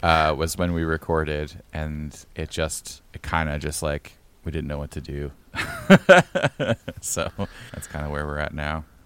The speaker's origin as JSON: {"language": "English", "region": "Pennsylvania", "country": "United States", "also_born_or_lived": "Portland, Oregon", "moved": "as an adult", "lives_now": "near Portland, United States", "said": "I'm from Pennsylvania."}